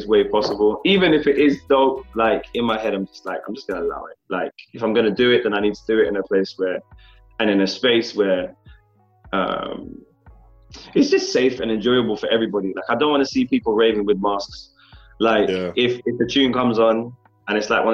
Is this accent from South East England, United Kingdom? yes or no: no; London, United Kingdom; I am still based in London. I'm based in my hometown